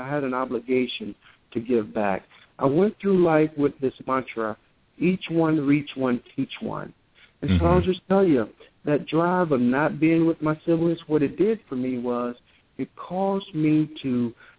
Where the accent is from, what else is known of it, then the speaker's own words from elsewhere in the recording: Holy Trinity, Alabama, United States; I hail from Holy Trinity, Alabama. I was born at the hands of my grandmother. My grandmother delivered me in a small little wooden house in Holy Trinity, Alabama.